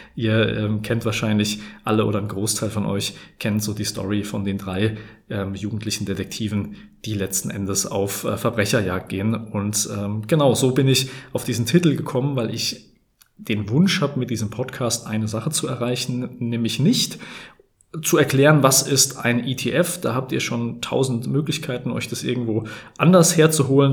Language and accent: German; Hesse, Germany; ich komme aus dem Gebiet Bergstraße, aus der schönen Bergstraße kann man sagen